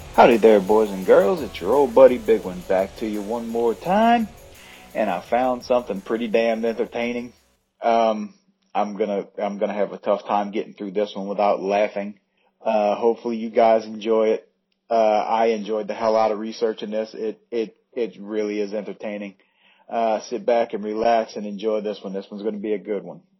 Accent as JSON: {"language": "English", "country": "United States", "said": "I'm American"}